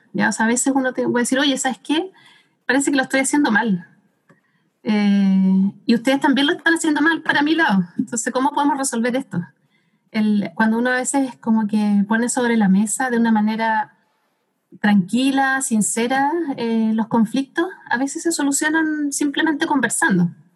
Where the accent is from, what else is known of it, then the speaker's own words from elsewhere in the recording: Santiago, Santiago Metropolitan Region, Chile; now in Temuco, Chile; acá en Temuco, como antes era de Santiago